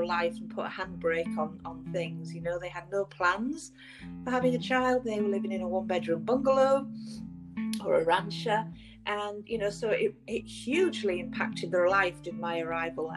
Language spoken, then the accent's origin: English; England, United Kingdom; moved away as an adult; now in Vancouver, Canada; I'm originally from England, and I emigrated here 10 years ago